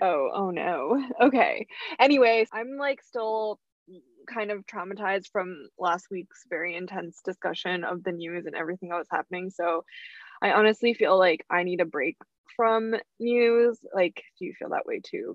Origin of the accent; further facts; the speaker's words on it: Plainsboro, New Jersey, United States; also born or lived in Rhode Island; when people ask me what my where my hometown is i say plainsboro